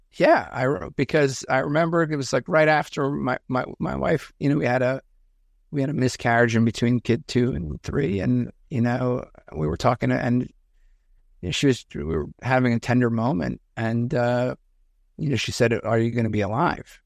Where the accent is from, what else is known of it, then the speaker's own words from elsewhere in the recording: outside of New York City, United States; I grew up outside of New York City.